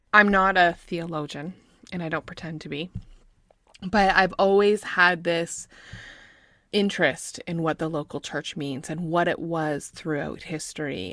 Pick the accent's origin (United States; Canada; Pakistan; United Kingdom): Canada; I'm from Canada